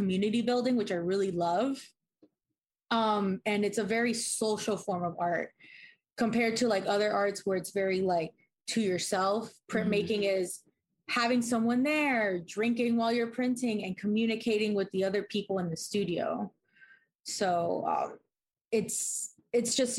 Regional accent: Miami, Florida, United States; moved away as an adult; also born or lived in Kansas City; I'm originally from Miami. I moved over to Kansas City to go to the Art Institute.

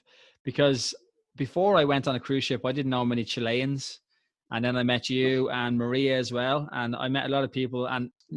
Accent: Ireland; I worked in the liquor store because I'm Irish

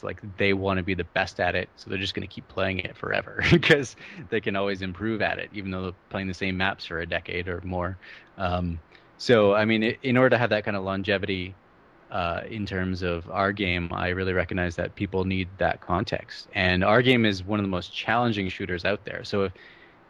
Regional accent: Canada; I'm Canadian

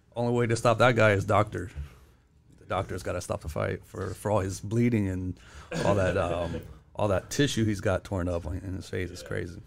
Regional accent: Modesto, California, United States; moved away as an adult; now in Los Angeles, United States; I was born and raised in Modesto, California

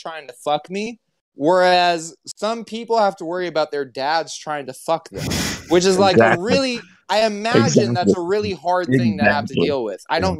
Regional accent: California, United States; moved away; I'm from California.

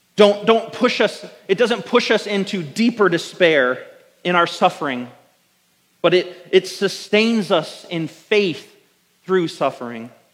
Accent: United States; as American Christians

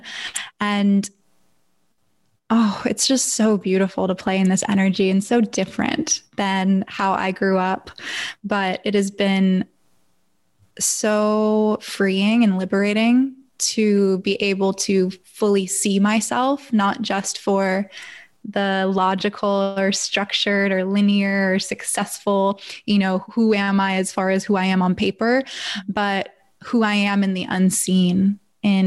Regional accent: Northern LA County, California, United States; also born or lived in San Diego / Los Angeles; I'm from Northern LA County, so it's not like I moved across country

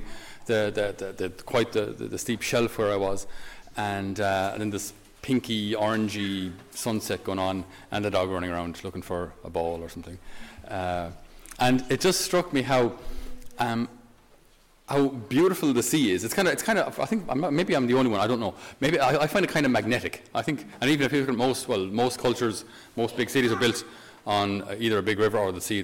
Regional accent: Tipperary, Munster, Ireland; I'm from Tipperary. So Tipperary is a landlocked county

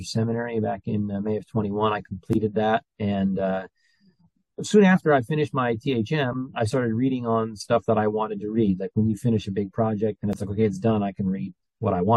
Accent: New Jersey, United States; moved away; I'm from New Jersey

